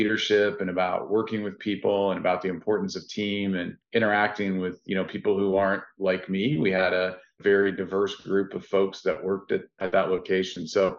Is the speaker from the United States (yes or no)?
yes; Findlay, Ohio, United States; moved away as an adult; You know, Findlay's a small town. You know, you get a lot of the small town vibes, but you also don't have all the big city pieces that go along with it. And so it was enjoyable. I was there my entire childhood all the way until I left to go to college.